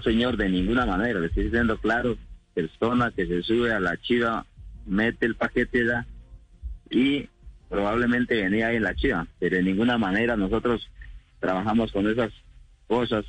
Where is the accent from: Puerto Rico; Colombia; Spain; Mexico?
Colombia; A nosotros nos afecta como colombianos, todo porque igual somos colombianos